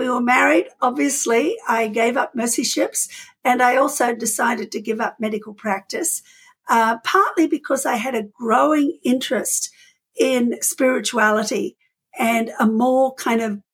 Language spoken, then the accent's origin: English; Australia; moved away as an adult; also born or lived in New Zealand; I am an Australian physician, trained in Australia, then practiced in New Zealand